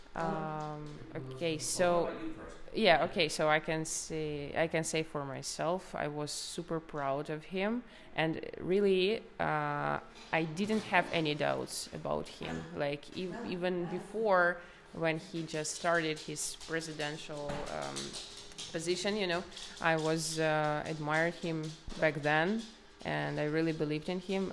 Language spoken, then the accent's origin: English; Kharkiv Oblast, Ukraine; English is a second language; moved away as an adult; also born or lived in Kyiv, Ukraine; I'm Ukrainian. Uh, like I've been living in uh, Kiev for eight years, but originally I'm from Kharkiv region, from a small city in in the Kharkiv region